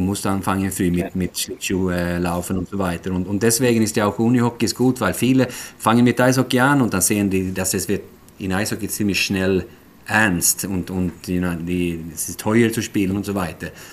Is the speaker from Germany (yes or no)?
no; Sweden; German is a second language; also born or lived in Switzerland; now in Gothenburg, Sweden; als Schwede